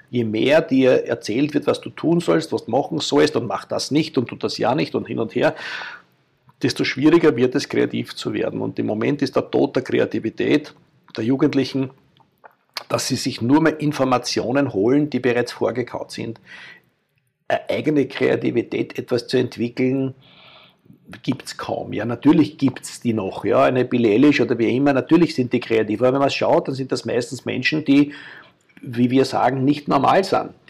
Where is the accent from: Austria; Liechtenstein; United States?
Austria; Ich bin jemand mit österreichischem Background und mit Kultur, mit dem ich aufgewachsen bin